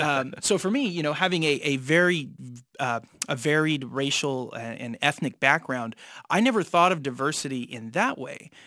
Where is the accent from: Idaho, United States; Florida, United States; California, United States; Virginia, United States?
California, United States; San Jose; I was raised in East San Jose